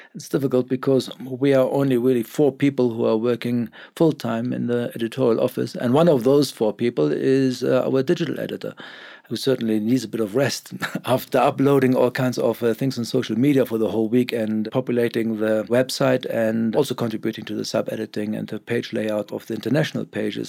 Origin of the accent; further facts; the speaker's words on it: Germany; English is a second language; moved away as an adult; now in Cape Town, South Africa; I was born in Germany. I came here as a young man with a very little knowledge of English